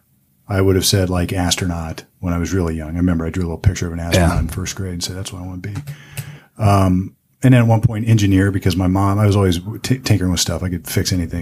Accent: Sunbury, Ohio, United States; born and bred in Central Ohio in a town. I went to high school in Sunbury.

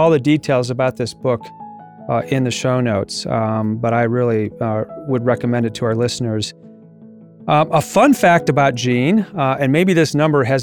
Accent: an hour north of Taylor University, Indiana, United States; I grew up, you know, an hour north of, Taylor.

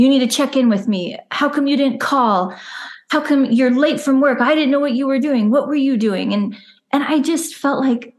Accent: Southeast Idaho, United States; also born or lived in Utah; now in Oregon, United States; now we live in Oregon right now, but we both grew up in Southeast Idaho, and I grew up in Utah until I was 10.

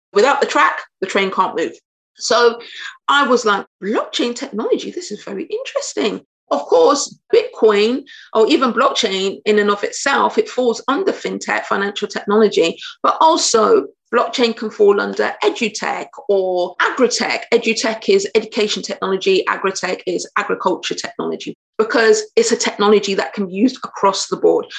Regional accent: United Kingdom; I'm British, so I'm very anglicized

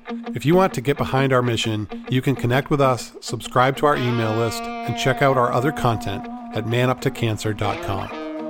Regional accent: Maine, United States; I'm from Maine

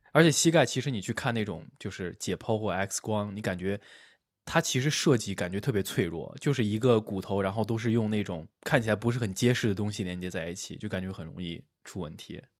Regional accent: China; now in United States; 我作为一个中国人，我到了美国来之后

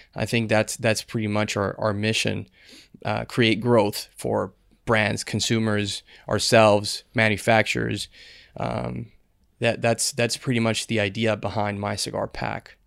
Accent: Dominican Republic; born and raised in Dominican Republic

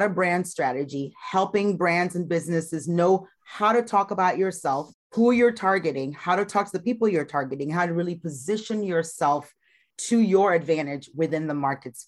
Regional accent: Ghana; moved away as an adult; also born or lived in Iowa, United States; now in United States; I was born and raised in Ghana, West Africa, and I migrated

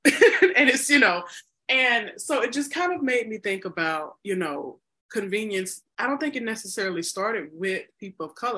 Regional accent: United States; also born or lived in Chicago, Illinois; I'm an American

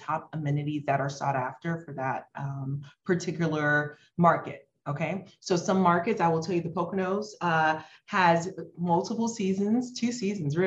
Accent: Haiti; moved away; I'm like from Haiti, an underserved country

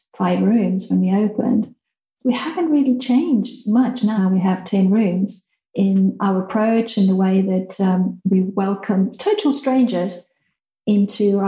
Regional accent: Mozambique; moved away; growing up in Mozambique, where I had no one to play with besides the children on the farm

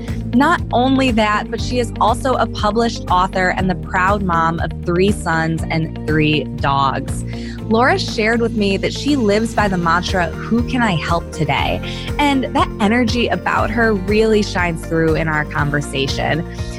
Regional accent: Cleveland, Ohio, United States; my hometown, Cleveland, Ohio.

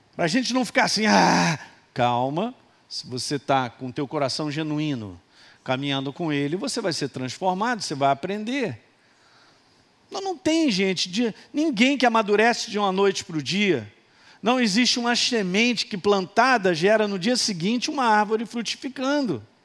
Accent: Minas Gerais, Brazil; Sou de Minas

